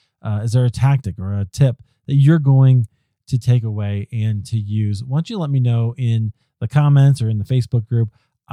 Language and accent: English; Denver, Colorado, United States; Podcast Movement was here in Denver in my hometown.